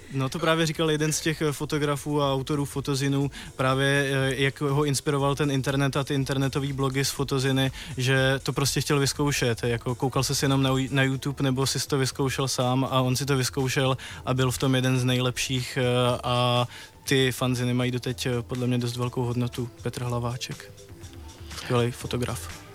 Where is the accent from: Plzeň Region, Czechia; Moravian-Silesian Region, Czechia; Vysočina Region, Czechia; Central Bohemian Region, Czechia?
Vysočina Region, Czechia; Třebíč; v Třebíči v, mě, v mém rodném městě